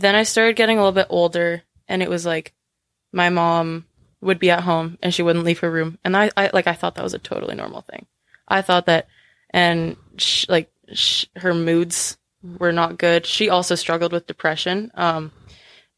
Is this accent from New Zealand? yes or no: no; White City, Saskatchewan, Canada; also born or lived in Weyburn, Saskatchewan; I was born in Weyburn, Saskatchewan, which is a small town. And then we moved to White City.